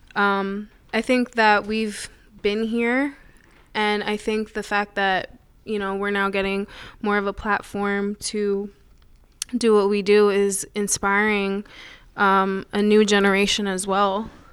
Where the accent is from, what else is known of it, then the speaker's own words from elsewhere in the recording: Putnam County, New York, United States; also born or lived in Summit, New Jersey; we moved to Putnam County, which is about an hour north of the city